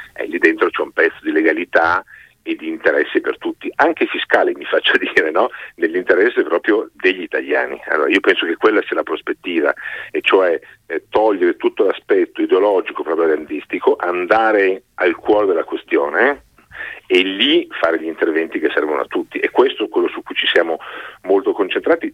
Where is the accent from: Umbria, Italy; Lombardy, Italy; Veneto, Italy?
Lombardy, Italy; Milan; vengo da Milano